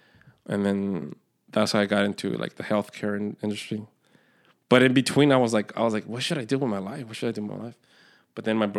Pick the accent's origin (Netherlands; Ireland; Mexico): Mexico; born there; Well, part of the reason is because I was born in Mexico, right?